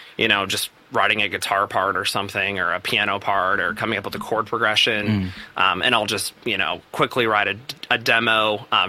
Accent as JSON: {"language": "English", "town": "Salt Lake City", "region": "Utah", "country": "United States", "said": "I'm actually from Salt Lake City."}